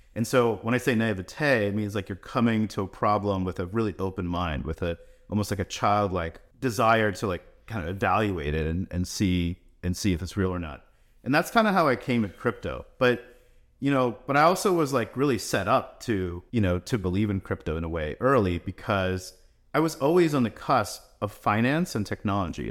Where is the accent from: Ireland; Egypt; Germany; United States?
United States; also born or lived in Russia; We grew up here around New York, New Jersey